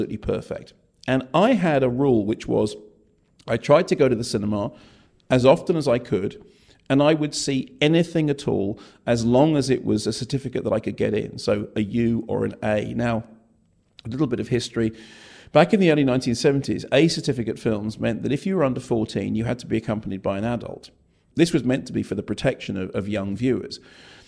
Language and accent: English; Finchley, London, United Kingdom; I grew up in Finchley